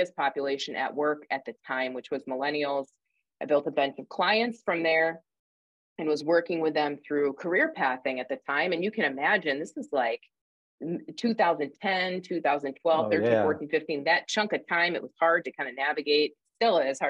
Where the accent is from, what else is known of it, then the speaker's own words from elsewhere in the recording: upstate New York, United States; moved away as an adult; now in Indiana, United States; I'm from upstate New York, actually. You'll probably hear my accent kind of poke through, but I moved to Indiana